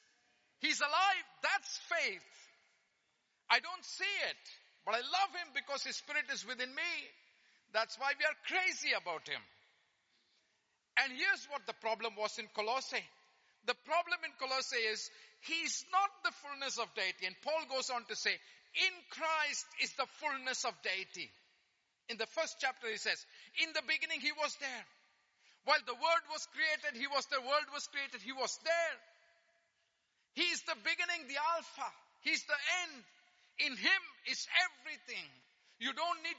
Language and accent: English; India; I'm Indian. I speak fast